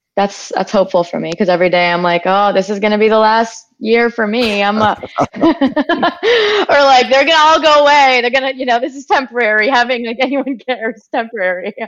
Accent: Wisconsin, United States; growing up in Wisconsin in the woods

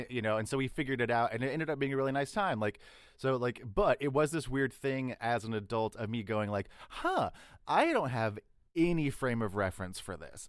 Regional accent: Texas, United States; I'm from Texas

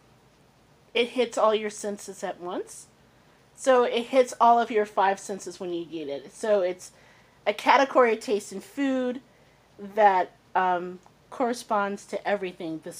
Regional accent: Indianapolis, Indiana, United States; also born or lived in Mississippi; I grew up in Indianapolis

